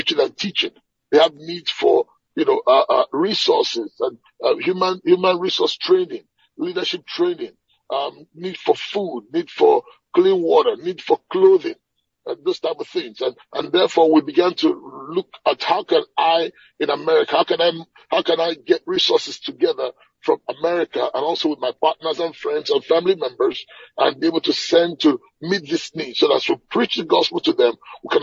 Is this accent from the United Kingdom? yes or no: no; Nigeria; moved away as an adult; now in Atlanta, United States; I'm a Nigerian by birth. Okay, I grew up in Nigeria, but I've left Nigeria